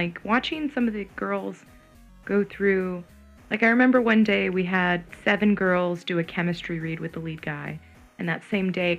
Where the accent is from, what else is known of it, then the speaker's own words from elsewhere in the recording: San Francisco, California, United States; now in Los Angeles, United States; I'm from the Bay Area